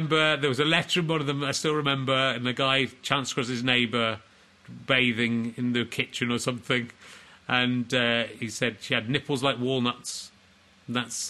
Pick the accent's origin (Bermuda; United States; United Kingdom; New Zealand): United Kingdom; York, Yorkshire and the Humber; I'm from York.